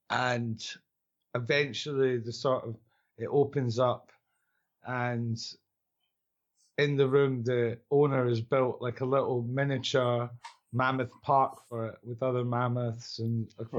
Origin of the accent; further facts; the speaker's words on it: Scotland, United Kingdom; accent: Scottish; I'm Scottish.